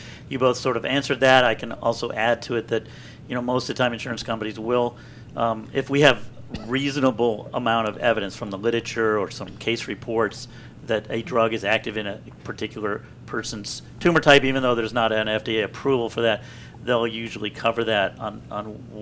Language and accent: English; Columbia, Maryland, United States; I grew up in Columbia right outside of Baltimore